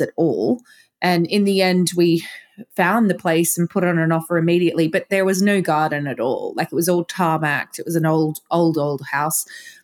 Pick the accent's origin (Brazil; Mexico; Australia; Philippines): Australia; accent: Australian; moved away as an adult; also born or lived in London; now in Glastonbury, United Kingdom; I was born in Australia. I lived in London for 15 years and now I live in Glastonbury. Now I still have an Australian accent